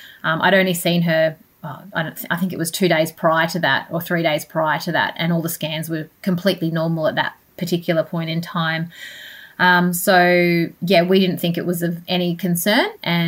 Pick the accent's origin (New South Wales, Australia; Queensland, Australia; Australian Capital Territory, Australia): Australian Capital Territory, Australia; Canberra; moved away as an adult; also born or lived in Wollongong / Sydney / Cairns; now in Brisbane, Australia; I was born in Wollongong, but spent most of my childhood in Canberra, and left after I finished my university degree.